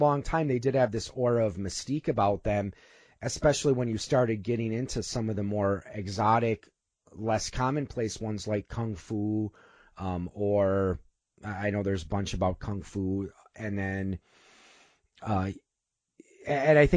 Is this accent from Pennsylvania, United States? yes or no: no; Milwaukee area, Waukesha County, Wisconsin, United States; I grew up in the Milwaukee area, actually Waukesha County.